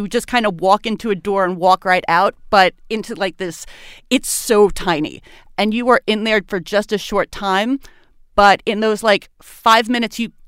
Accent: New York City, New York, United States; moved away as an adult; now in Baltimore, United States; I'm originally from Brooklyn, New York. I have lived in Baltimore for the last 6 years

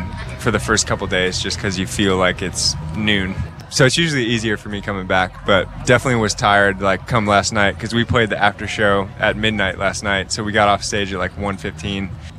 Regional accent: Wheaton, Illinois, United States; moved away; I am from here. I grew up in Wheaton

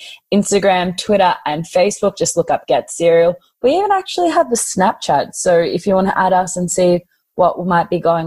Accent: Australia; I am fluent in Russian because my family is Russian. I'm first generation Australian

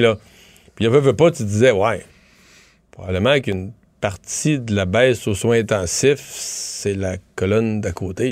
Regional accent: Quebec, Canada; chez nous, au Québec

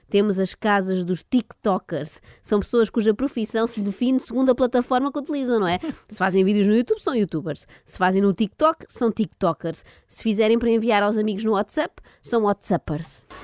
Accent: Lisbon, Portugal; tenho 21 anos, vim de Lisboa.

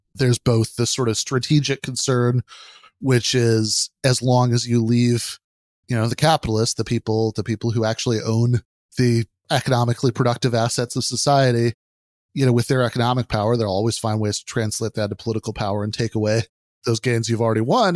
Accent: Michigan, United States; my home state of Michigan

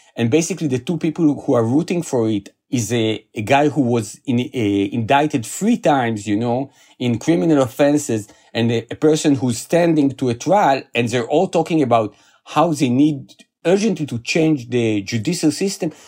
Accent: Israel; I was born in Israel. I lived here all my life.

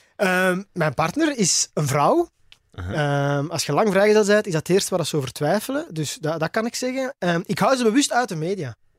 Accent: Belgium; bij ons in Torp

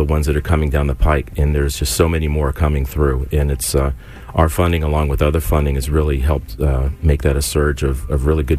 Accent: Indiana, United States; moved away; I'm from Indiana, so my mom was getting treatment back in Indiana.

